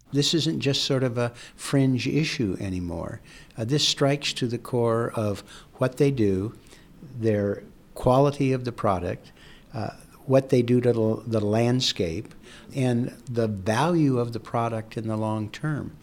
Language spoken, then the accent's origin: English; Pacific Northwest, United States; I come from the Pacific Northwest.